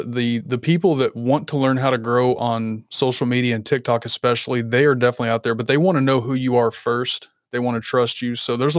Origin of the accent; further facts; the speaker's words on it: Kentucky, United States; A little bit further north. I'm in Kentucky.